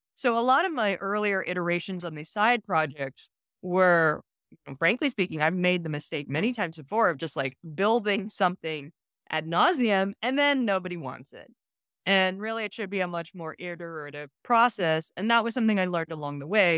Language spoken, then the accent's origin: English; Silicon Valley, California, United States; I'm from Silicon Valley, I grew up during the dot-com boom of the nineteen nineties